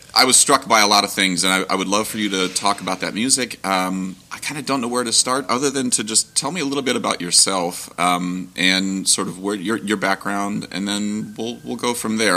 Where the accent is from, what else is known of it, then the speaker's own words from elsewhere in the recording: Ohio, United States; I grew up in Ohio